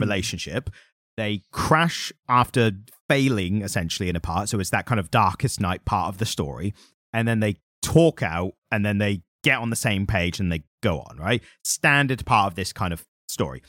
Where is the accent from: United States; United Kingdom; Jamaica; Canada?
United Kingdom; being British